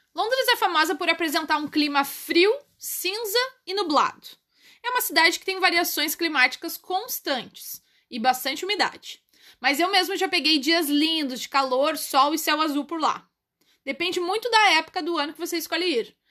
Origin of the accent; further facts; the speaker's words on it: Porto Alegre, Rio Grande do Sul, Brazil; Eu nasci no Brasil, na cidade de Porto Alegre. E hoje em dia eu sou uma cidadã do mundo